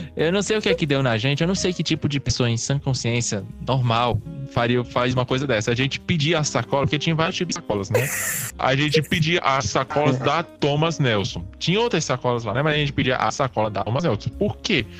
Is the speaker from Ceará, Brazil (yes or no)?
yes; Cariri region, southern Ceará, Brazil; a gente é do sul do Ceará, né? Aqui é da região Cariri